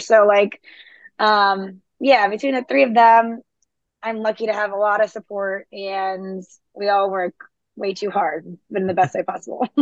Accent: South Florida, United States; moved away as an adult; also born or lived in New York City; now in Charleston, United States; I'm originally from South Florida.

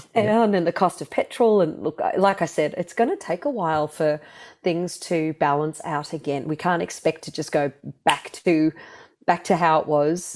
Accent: Melbourne, Victoria, Australia; moved away as an adult; also born or lived in London, United Kingdom; I was born here in Melbourne

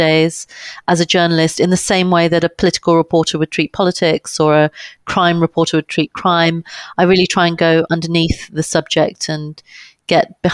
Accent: London, United Kingdom; I was born in London and I've grown up here, London, England

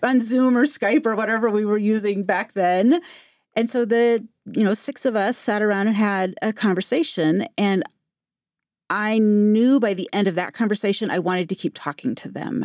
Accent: Modesto, California, United States; I grew up in Modesto, California.

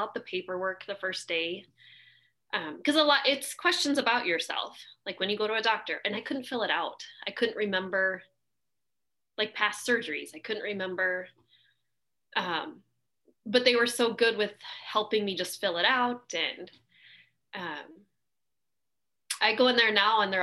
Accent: Alaska, United States; I've born and raised in Alaska

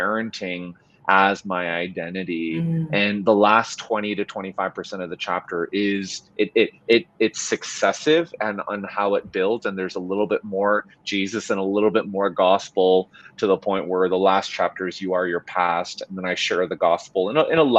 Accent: Vancouver, British Columbia, Canada; moved away as an adult; also born or lived in South Korea; now in Edmonton, Canada; I'm Korean Canadian, born and raised in Vancouver, but my parents immigrated from South Korea in the 70s

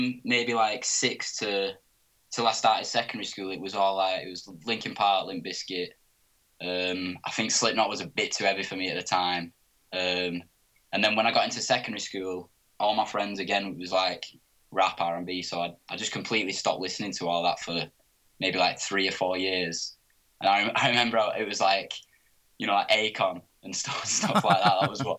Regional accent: Oldham, North West England, United Kingdom; because I'm from Oldham, so it's about 20 minutes out of Manchester.

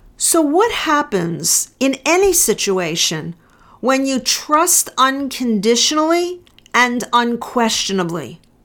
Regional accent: United States; I'm an American

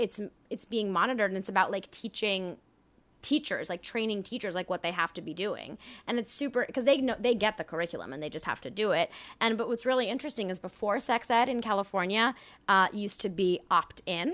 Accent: France; moved away; I grew up in France, actually.

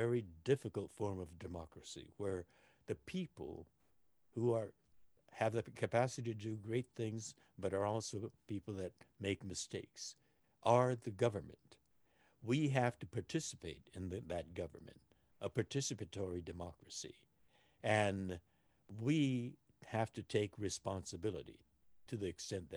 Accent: Los Angeles, California, United States; I was born here in Los Angeles

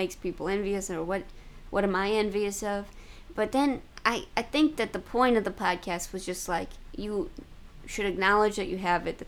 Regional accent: St. Louis, Missouri, United States; I'm from Missouri

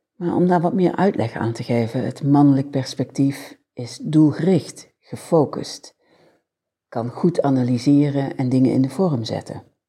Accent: a village in Limburg, Netherlands; accent: soft G (Limburg); 55 jaar geleden werd ik als babytje geboren. In een huis, 201 kap, in een, en misschien hoor je het nog wel een beetje aan mijn zachte G, een Limburgs dorp

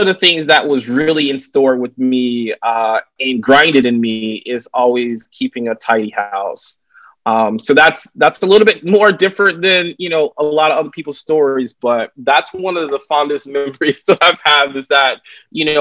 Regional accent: Raleigh, North Carolina, United States; moved away as an adult; also born or lived in San Francisco / Syracuse; now in New York City, United States; I currently live here in New York City. I've spent most of my adult life here, but I'm originally from Raleigh, North Carolina. So I'm still a Southern boy at heart

